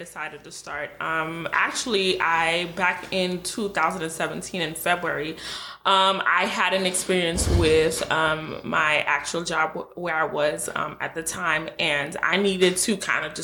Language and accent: English; New York City, New York, United States; I am originally from Brooklyn, but my parents are of Haitian descent, so I really consider myself Haitian